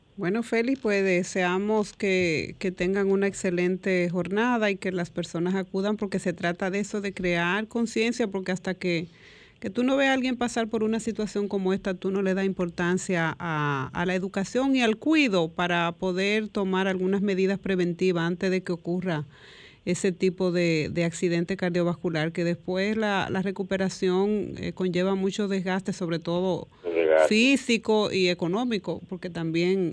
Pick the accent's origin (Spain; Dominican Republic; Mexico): Dominican Republic; como dominicano